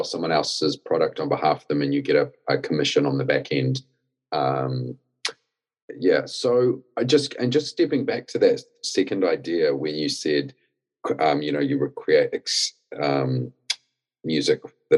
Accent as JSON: {"language": "English", "country": "New Zealand", "moved": "as an adult", "lives_now": "United Kingdom", "said": "I'm originally from New Zealand, came to the UK to get into the music industry"}